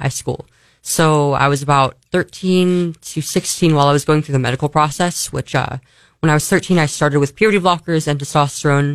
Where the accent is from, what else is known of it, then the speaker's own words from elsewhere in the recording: California, United States; I'm from California, so I'm used to like 100-degree weather